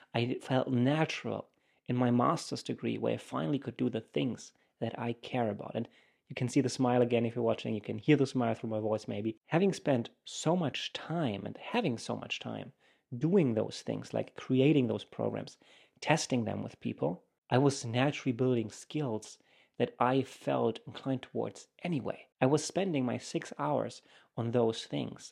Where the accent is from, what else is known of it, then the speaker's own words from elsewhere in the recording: Germany; moved away as an adult; also born or lived in United States; I come from Germany